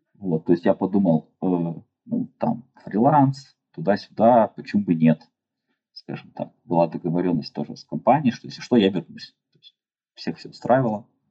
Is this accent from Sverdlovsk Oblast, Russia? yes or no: yes; Yekaterinburg, Sverdlovsk Oblast, Russia; moved away as an adult; now in China; Я родился в Екатеринбурге, и там же вырос